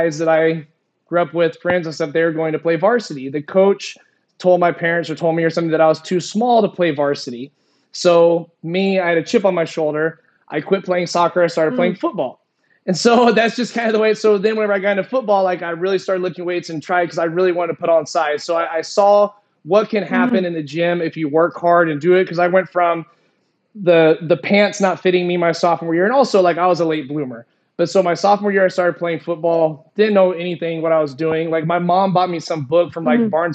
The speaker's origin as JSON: {"language": "English", "town": "Springfield", "region": "Missouri", "country": "United States", "tie": "born or raised there", "also_born_or_lived": "Arizona", "moved": "as an adult", "said": "born and raised in Springfield, Missouri"}